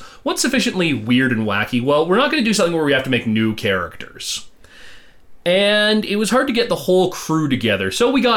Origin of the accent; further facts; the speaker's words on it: Canada; we're Canadian, we say